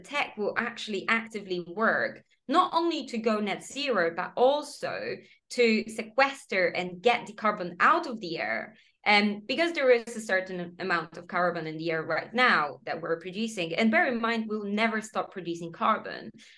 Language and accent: English; Poland; English is a second language; moved away as an adult; also born or lived in Copenhagen, Denmark; now in United Kingdom; I'm in the UK, but I'm originally from Poland